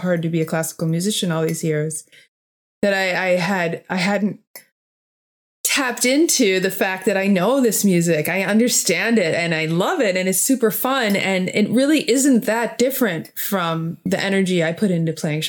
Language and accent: English; United States; I'm just American. You know, at the end of the day, even though I have European roots